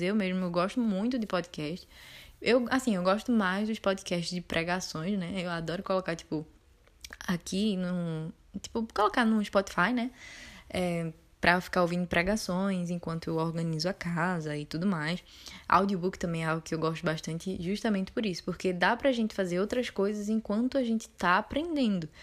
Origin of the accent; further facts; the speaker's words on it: Pernambuco, Brazil; accent: Pernambucano; eu sou de Pernambuco, é, acho que já deu para notar pela universidade e também pelo meu sotaque